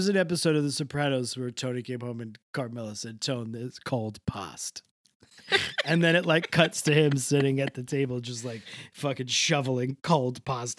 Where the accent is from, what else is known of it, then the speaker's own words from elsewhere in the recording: Canada; Call it the cold past, which is what I would call it, honestly, because I am a Canadian.